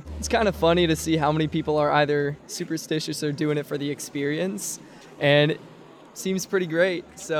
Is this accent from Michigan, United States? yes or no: no; Raleigh, North Carolina, United States; I am from Raleigh, North Carolina, and I am a first year.